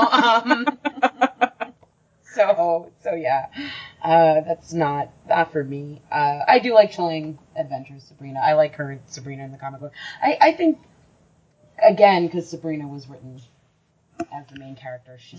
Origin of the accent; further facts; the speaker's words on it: United States; growing up in America